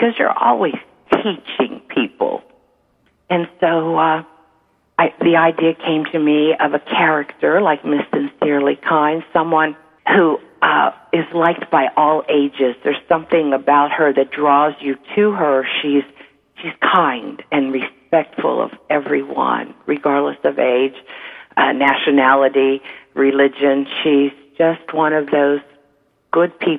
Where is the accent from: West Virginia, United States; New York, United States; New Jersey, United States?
New York, United States; Niagara Falls; I grew up in Niagara Falls, New York, a big family